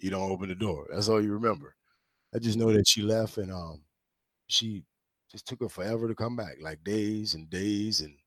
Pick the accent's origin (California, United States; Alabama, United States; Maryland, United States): Maryland, United States; St. Mary's County, Southern; moved away as an adult; now in Washington, D.C., United States; I'm born in D.C., but my mom died when I was young. So me and my sister, we were raised in Southern Maryland